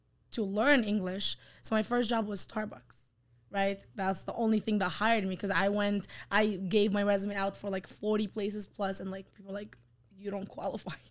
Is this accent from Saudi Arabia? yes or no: yes; Saudi Arabia; English is a second language; moved away as an adult; now in Canada; I was raised in Saudi Arabia